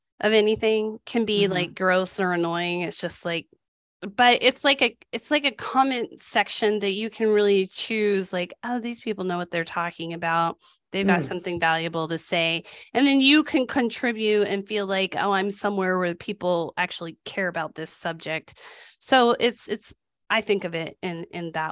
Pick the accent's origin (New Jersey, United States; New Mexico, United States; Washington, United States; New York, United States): New Mexico, United States; New Mexico was the lowest. That's my home state